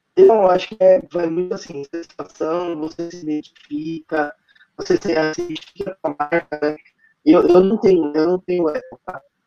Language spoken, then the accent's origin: Portuguese; São Paulo, Brazil; also born or lived in Rio de Janeiro / Manaus; eu sou daqui de São Paulo